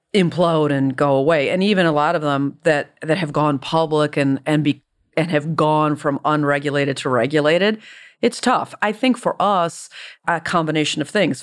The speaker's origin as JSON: {"language": "English", "town": "Detroit", "region": "Michigan", "country": "United States", "tie": "born or raised there", "said": "I grew up in Detroit"}